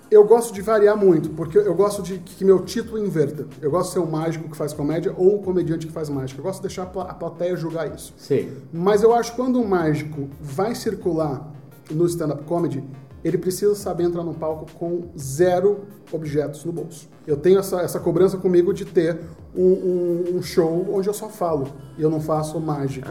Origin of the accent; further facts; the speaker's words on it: Recife, Pernambuco, Brazil; Eu sou de Recife